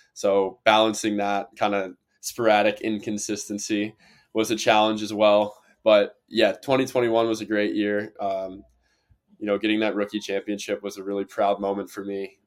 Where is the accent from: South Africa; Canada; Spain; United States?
United States; Cincinnati, Ohio; I'm from Cincinnati region